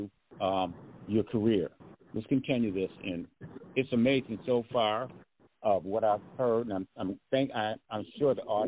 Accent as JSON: {"language": "English", "town": "Grand Rapids", "region": "Michigan", "country": "United States", "tie": "born or raised there", "moved": "yes", "said": "Grand Rapids, my hometown"}